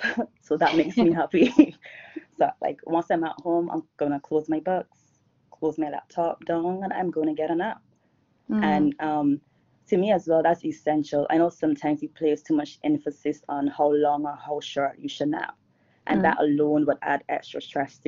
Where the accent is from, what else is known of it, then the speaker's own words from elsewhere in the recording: Barbados; I'm from Barbados, and I'm here now as well in Barbados.